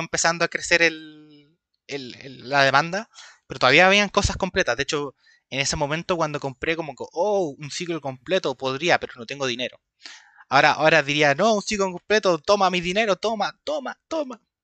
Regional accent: Chile; tengo 25 años, soy de Chile.

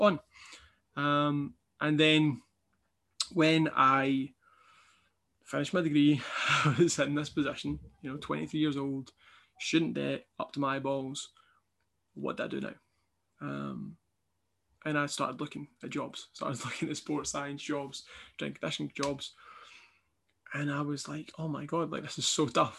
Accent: Kilmarnock, Scotland, United Kingdom; also born or lived in Dundee; I'd moved away from my hometown Kilmarnock to Dundee for university

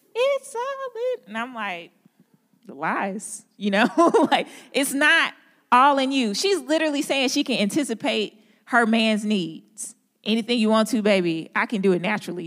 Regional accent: St. Louis, Missouri, United States; accent: country grammar; now in Durham, United States; I'm from Saint Louis

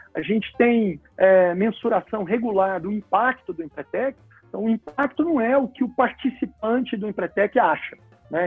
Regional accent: Goiânia, Goiás, Brazil; moved away as an adult; also born or lived in Brasília; eu sou de Goiânia e mudei para Brasília para estudar

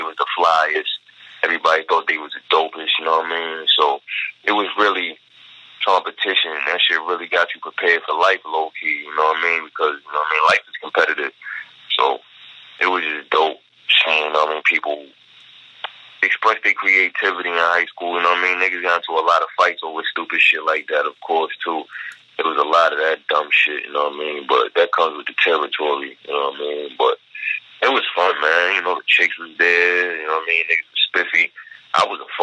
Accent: Baltimore, Maryland, United States; I'm from Baltimore

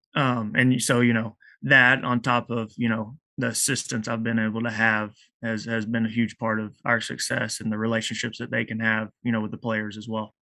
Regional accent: Eastland, Texas, United States; I'm from Eastland, Texas

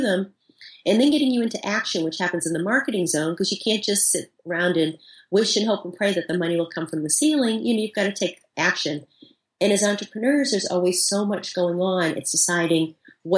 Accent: Boston, Massachusetts, United States; I'm from Boston. You know, I talk fast.

